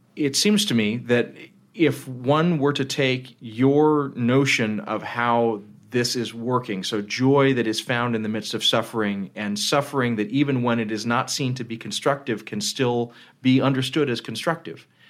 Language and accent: English; United States; I'm an American